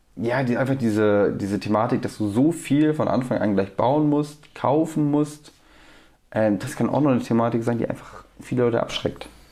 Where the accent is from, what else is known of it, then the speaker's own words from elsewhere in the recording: Bremerhaven, Bremen, Germany; moved away; also born or lived in Wangen; wir haben Bremerhaven, wo ich herkomme